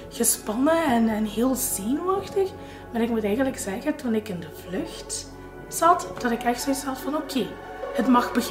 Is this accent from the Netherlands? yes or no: no; Genk, Flanders, Belgium; ik ben 35 jaar, ik kom uit Genk en ik ben een receptionist.